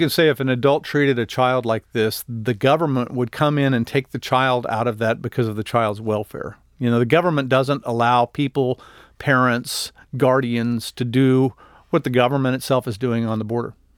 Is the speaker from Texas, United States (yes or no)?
yes; El Paso, Texas, United States; I'm from El Paso